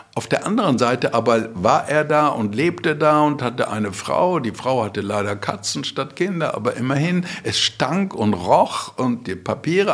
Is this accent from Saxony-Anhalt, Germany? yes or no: no; Bottrop, North Rhine-Westphalia, Germany; moved away; also born or lived in Frankfurt; ich komme aus Bottrop